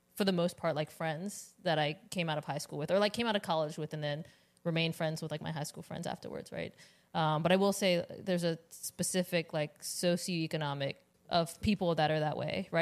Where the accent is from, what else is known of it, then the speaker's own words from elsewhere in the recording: Richmond, Virginia, United States; I'm from Richmond